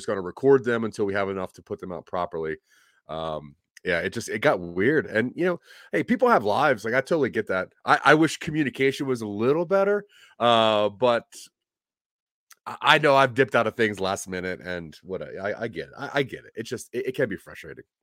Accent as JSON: {"language": "English", "region": "Delaware", "country": "United States", "said": "You know, I'm from Delaware, and in Delaware, th- there's and even in Pennsylvania, there's like a level of pride that comes with like delicatessen delicatessens"}